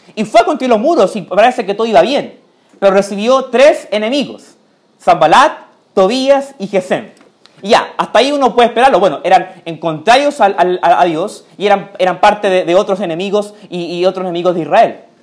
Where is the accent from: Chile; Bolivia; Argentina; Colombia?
Chile; también soy chileno